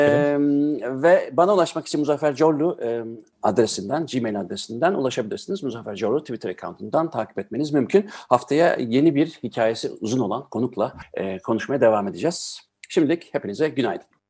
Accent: Germany; benim babam Almanya'ya gastarbeiter olarak gittiğinde ben işte o yüzden zaten Almanya'da doğdum.

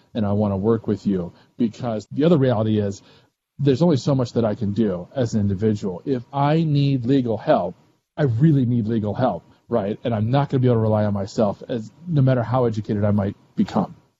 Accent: Missouri, United States; I'm from Missouri too

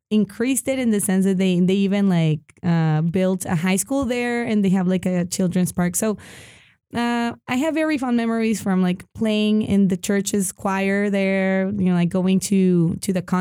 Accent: El Paso, Texas, United States; born there; originally I was I was born

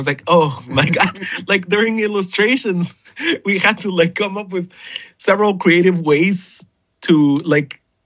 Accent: Guatemala; a sculpture I used to see all the time as a kid growing up in Guatemala

